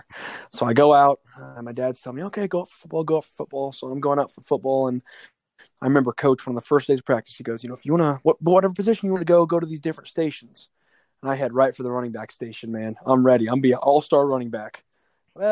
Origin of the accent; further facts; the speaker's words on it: Kansas City, Kansas, United States; also born or lived in Manhattan, Kansas; I lived the first 3 years of my life in Manhattan. And then I moved up to KC here. And I went to Piper School District